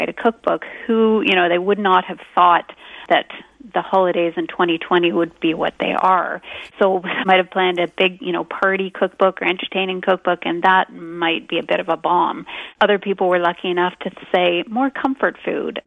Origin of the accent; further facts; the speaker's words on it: Canada; we are Canadian